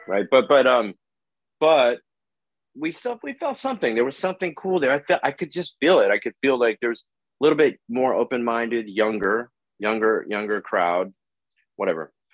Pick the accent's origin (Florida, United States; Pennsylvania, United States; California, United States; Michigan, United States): California, United States; Oakland; now in Los Angeles, United States; I'm from Oakland